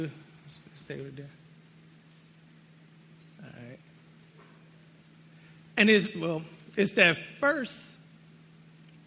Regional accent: United States; being American

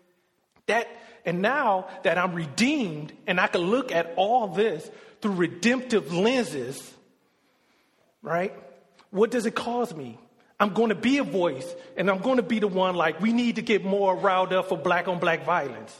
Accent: Detroit, Michigan, United States; I grew up in Detroit, Michigan

